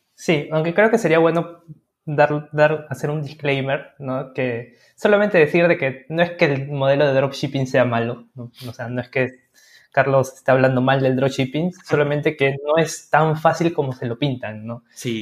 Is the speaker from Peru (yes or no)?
yes; Peru; somos de Perú